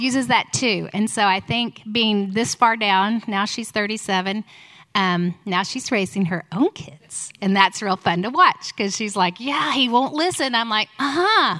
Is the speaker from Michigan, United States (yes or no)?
no; Houston, Texas, United States; also born or lived in Tulsa; we moved from Houston to, from Tulsa to Houston when I was six and a half